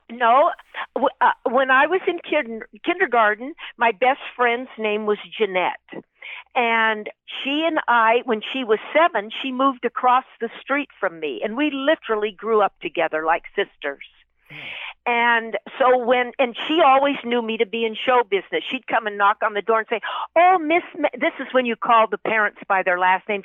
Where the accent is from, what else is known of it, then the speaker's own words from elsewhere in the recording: San Fernando, California, United States; I was born and raised in San Fernando, California, in the San Fernando Valley